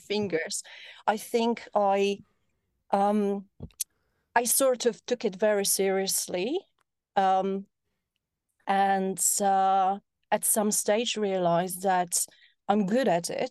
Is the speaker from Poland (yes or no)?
yes; Poland; moved away; also born or lived in north of Poland; I was born in Poland. in a small town